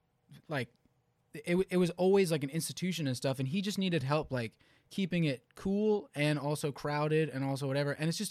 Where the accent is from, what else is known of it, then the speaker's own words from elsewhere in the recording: Philadelphia, Pennsylvania, United States; I'm from Philly, I don't know anyone here